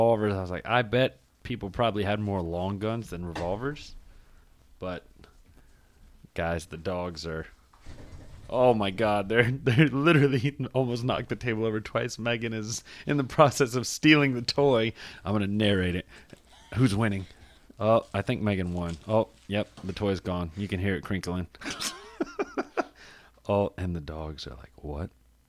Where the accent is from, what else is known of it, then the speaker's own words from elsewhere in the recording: North Carolina, United States; I'm from North Carolina too, though.